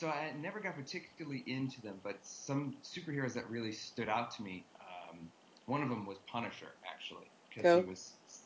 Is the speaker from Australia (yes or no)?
no; Boston, Massachusetts, United States; moved away as an adult; now in Los Angeles, United States; I grew up around Boston